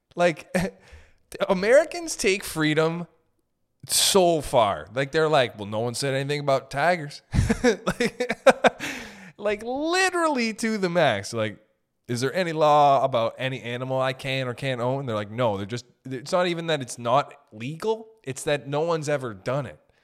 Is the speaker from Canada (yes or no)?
yes; Canada; I'm from Canada